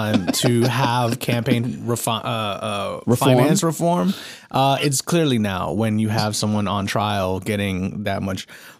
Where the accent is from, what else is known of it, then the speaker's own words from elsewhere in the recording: San Antonio, Texas, United States; I am an author from San Antonio, Texas